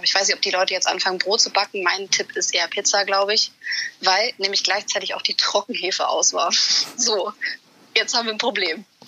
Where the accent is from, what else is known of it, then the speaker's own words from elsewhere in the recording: Hamburg, Germany; ich Hamburgerin bin